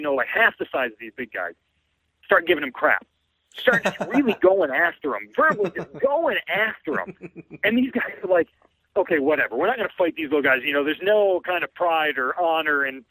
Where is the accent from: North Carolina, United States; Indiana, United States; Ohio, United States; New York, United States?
New York, United States; upstate New York near Utica, United States; I grew up there and went to a tiny little school in upstate New York near Utica